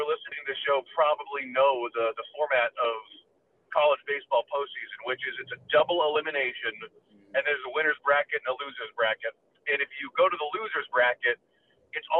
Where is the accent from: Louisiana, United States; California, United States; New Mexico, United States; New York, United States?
California, United States; San Francisco; now in Spokane, United States; I'm from San Francisco, so I can go see some family